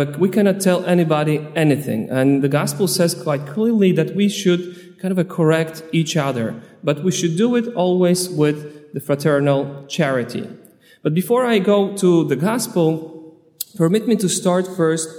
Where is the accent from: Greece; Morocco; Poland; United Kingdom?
Poland; also born or lived in Long Island, United States; now in United States; Originally, I'm from Poland, but I'm a priest ordained on Long Island